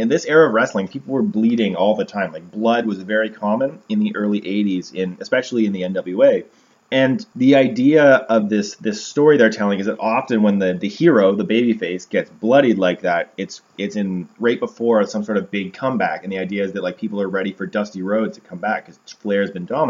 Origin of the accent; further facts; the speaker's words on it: Canada; we're Canadian